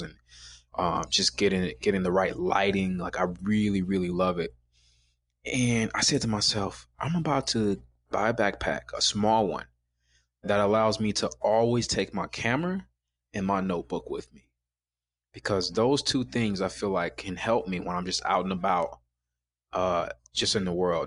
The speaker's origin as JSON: {"language": "English", "town": "Chicago", "region": "Illinois", "country": "United States", "said": "I'm from Chicago. So black guys from Chicago"}